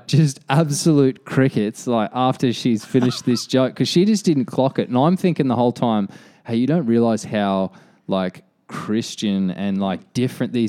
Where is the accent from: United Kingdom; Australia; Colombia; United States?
Australia; being Australian